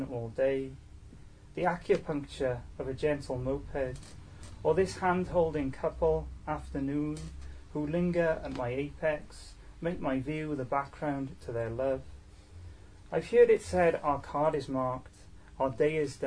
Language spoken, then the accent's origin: English; Newport, Wales, United Kingdom; I'm from Newport